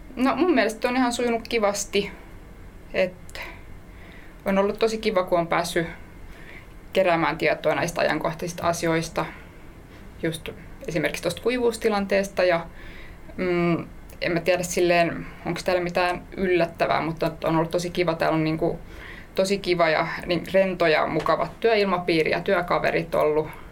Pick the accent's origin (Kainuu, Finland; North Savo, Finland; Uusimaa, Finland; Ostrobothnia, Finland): Uusimaa, Finland; Helsinki; mä oon ihan Helsingistä